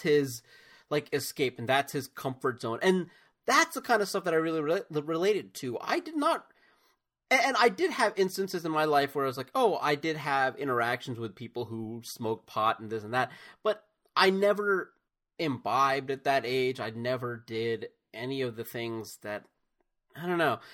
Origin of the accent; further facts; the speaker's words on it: United States; as an American